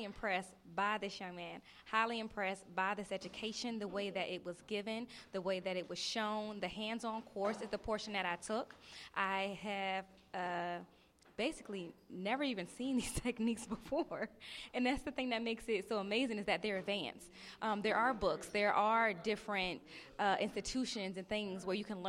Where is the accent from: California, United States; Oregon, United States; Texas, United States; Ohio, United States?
Texas, United States; Houston; I'm a barber student. I'm from Houston, Texas.